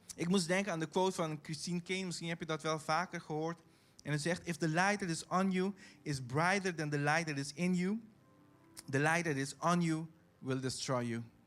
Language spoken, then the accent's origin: Dutch; Caribbean Netherlands; accent: Caribbean Dutch; Dutch is a second language; now in The Hague, Netherlands; ik kom uit Bonaire